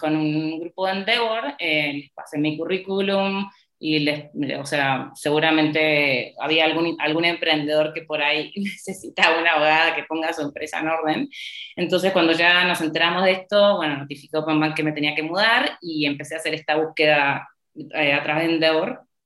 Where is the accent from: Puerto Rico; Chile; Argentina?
Argentina; moved away as an adult; also born or lived in United States; now in Mexico; mi país de origen